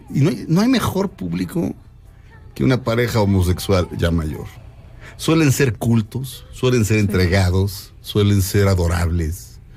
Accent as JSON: {"language": "Spanish", "country": "Mexico"}